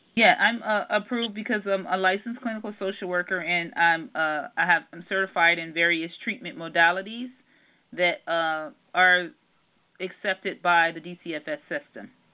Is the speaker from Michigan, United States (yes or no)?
yes; Detroit, Michigan, United States; moved away; also born or lived in Southern California; I'm actually from Detroit, Michigan and I went through a lot growing up